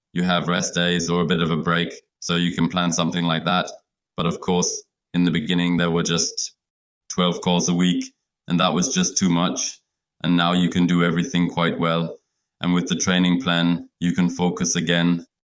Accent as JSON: {"language": "English", "town": "Leipzig", "region": "Saxony", "country": "Germany", "tie": "born or raised there", "second_language": "English", "said": "we all live in Leipzig, in my, my hometown"}